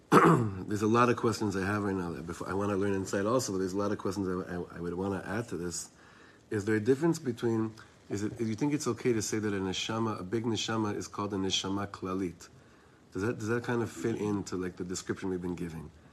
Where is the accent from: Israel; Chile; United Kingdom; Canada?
Israel; I'm from Eretz Yisrael.